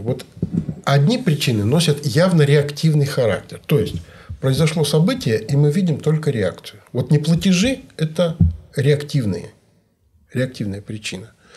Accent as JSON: {"language": "Russian", "region": "Kemerovo Oblast", "country": "Russia", "said": "Я вот из Кемеровской области"}